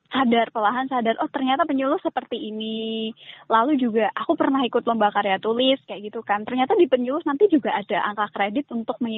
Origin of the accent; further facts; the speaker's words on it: Boyolali, Central Java, Indonesia; di Boyolali apalagi untuk daerahku sendiri